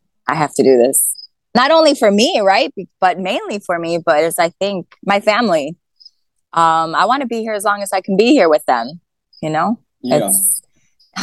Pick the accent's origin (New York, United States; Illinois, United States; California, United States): Illinois, United States; Chicago; I'm from Chicago in Illinois